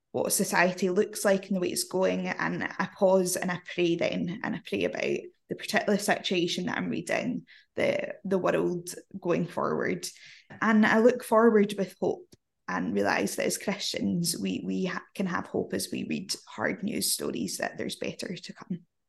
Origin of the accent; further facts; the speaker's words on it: Scotland, United Kingdom; accent: Glaswegian; I'm Scottish